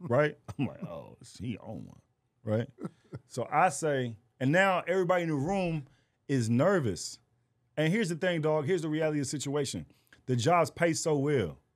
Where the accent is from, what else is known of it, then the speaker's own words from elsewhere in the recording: Fort Worth, Texas, United States; moved away; I am from Fort Worth, Texas